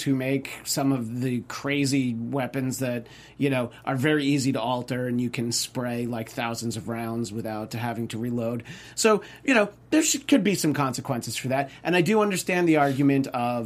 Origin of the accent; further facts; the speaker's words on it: New York, United States; I tell people I'm from New York, which is true. But I'm from right when the suburbs start to get really rural, like 45 miles northwest from Manhattan